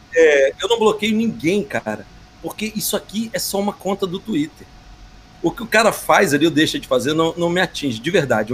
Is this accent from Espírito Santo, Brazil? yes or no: yes; Espírito Santo, Brazil; eu sou de Espírito Santo, não sou de Minas